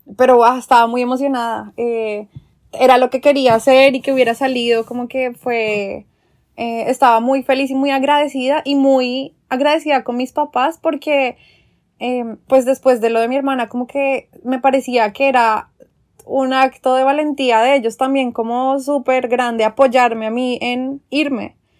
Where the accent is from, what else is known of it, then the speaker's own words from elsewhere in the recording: Colombia; moved away as an adult; also born or lived in London; por ser colombiana